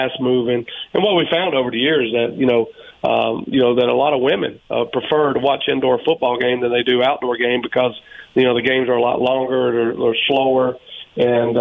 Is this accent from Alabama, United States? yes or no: yes; Birmingham, Alabama, United States; now in Arizona, United States; my wife and I also own a hockey team in Birmingham, Alabama, so which is my hometown